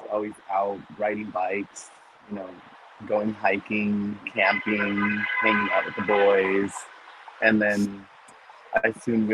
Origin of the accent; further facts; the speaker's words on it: Sunnyside, Washington, United States; moved away as an adult; also born or lived in Los Angeles / Seattle; I'm actually from a really small town. It's called Sunnyside. It's over the pass. It's way down, like, central Washington.